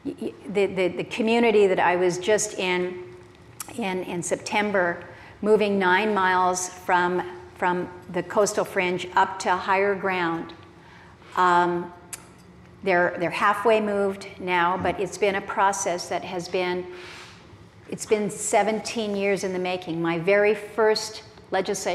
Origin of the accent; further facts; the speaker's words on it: Alaska, United States; I come from Alaska